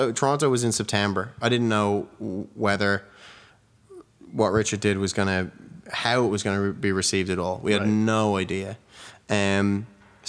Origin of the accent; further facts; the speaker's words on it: Wicklow, Leinster, Ireland; also born or lived in Dublin; I moved to Dublin from Wicklow when I was 12